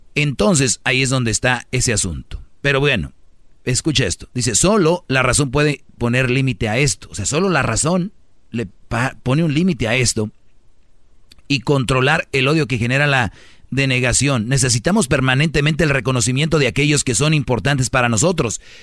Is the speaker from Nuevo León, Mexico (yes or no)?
yes; Monterrey, Nuevo León, Mexico; soy de Monterrey